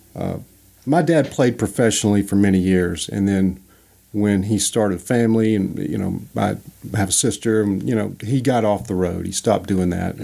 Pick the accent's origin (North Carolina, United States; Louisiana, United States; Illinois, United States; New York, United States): Louisiana, United States; I grew up in Louisiana